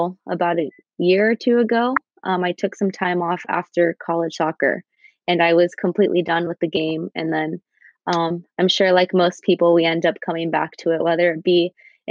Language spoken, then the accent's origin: English; San Leandro, California, United States; I was born and raised in the Bay Area, in San Leandro, to be specific